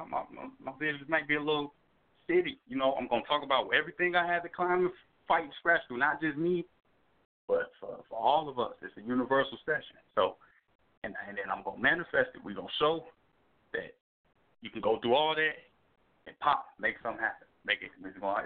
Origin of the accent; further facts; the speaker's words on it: Chicago, Illinois, United States; me being from Chicago